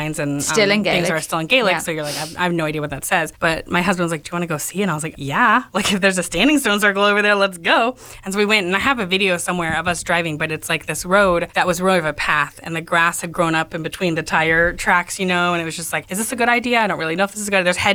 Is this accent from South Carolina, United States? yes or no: no; Texas, United States; as a Texan